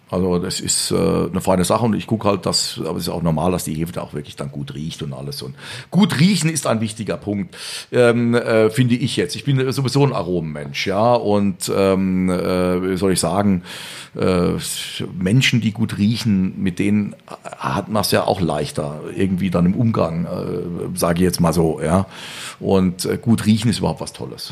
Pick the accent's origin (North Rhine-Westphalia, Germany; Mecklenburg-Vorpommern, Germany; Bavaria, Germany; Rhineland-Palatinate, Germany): Rhineland-Palatinate, Germany; also born or lived in Vienna, Austria; im Schatten des Hamburger, Hamburger Schlosses geboren ist als Pfälzer